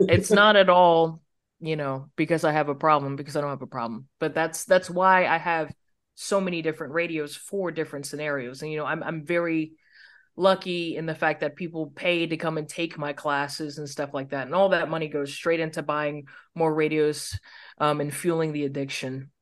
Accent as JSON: {"language": "English", "country": "United States", "said": "As an American"}